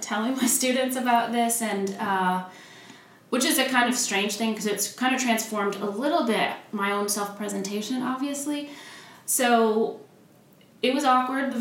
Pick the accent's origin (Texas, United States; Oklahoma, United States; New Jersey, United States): Oklahoma, United States; Oklahoma City; moved away as an adult; also born or lived in Wheaton, Illinois; I grew up in Oklahoma